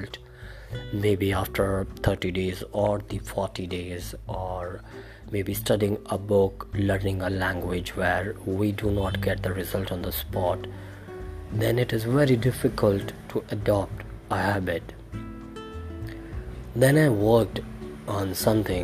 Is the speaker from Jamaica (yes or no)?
no; India; I am from India.